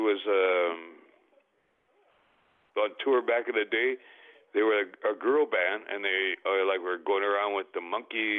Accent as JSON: {"language": "English", "area": "Six Nations of the Grand River Territory", "region": "southern Ontario", "country": "Canada", "tie": "born or raised there", "also_born_or_lived": "West Coast (Left Coast)", "moved": "as an adult", "said": "I am a Mohawk from the Six Nations of the Grand River Territory in southern Ontario, which is where I grew up"}